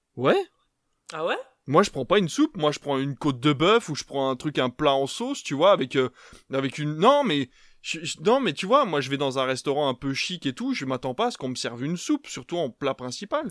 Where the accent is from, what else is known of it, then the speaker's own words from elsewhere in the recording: Belgium; now in France; je viens de Belgique, parce que en Belgique, on est sur des plats euh, un peu plus, voilà, fort en bouche